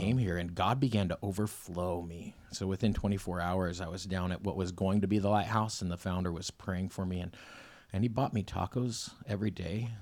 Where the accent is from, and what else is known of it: Selah, Washington, United States; born or raised there; also born or lived in Ellensburg, Washington